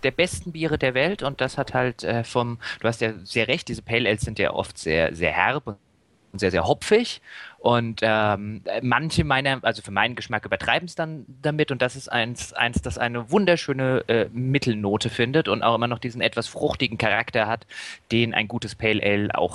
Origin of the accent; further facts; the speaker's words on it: Hesse, Germany; ich komme aus der Nähe von Darmstadt